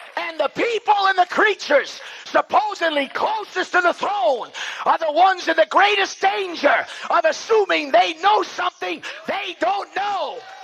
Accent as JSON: {"language": "English", "town": "New York City", "region": "New York", "country": "United States", "said": "I'm a slob from Brooklyn, so my slang is sometimes crude"}